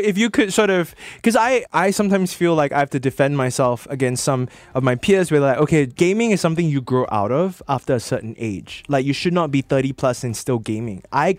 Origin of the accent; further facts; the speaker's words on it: Singapore; I'm from Singapore.